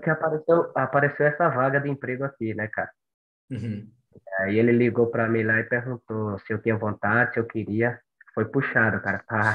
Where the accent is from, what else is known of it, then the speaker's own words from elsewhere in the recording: Monte Santo, Bahia, Brazil; moved away as an adult; now in São Paulo, Brazil; eu sou de Monte Santo, Bahia